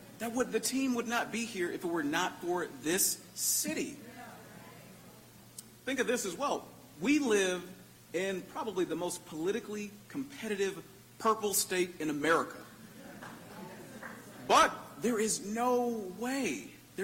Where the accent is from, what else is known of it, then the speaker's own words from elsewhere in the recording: Milwaukee, Wisconsin, United States; I was raised in Milwaukee's neighborhoods with some of the deepest challenges that exist here